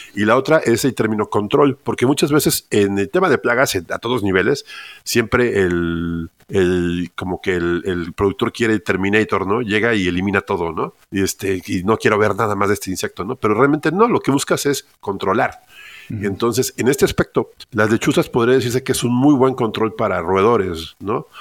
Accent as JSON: {"language": "Spanish", "region": "Mexico City", "country": "Mexico", "tie": "born or raised there", "said": "yo soy originario de Ciudad de México"}